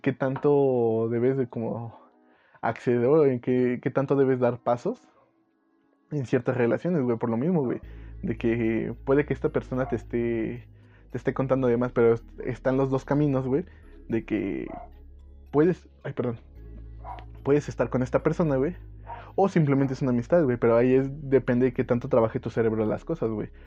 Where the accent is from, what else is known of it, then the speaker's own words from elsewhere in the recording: Mexico; siendo mexicano